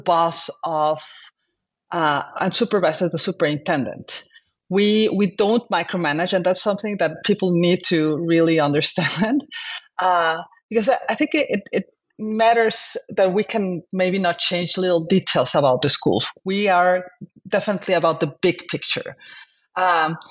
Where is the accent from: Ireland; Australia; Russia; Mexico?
Mexico; moved away as an adult; now in Mercer Island, United States; I am a physician from Mexico.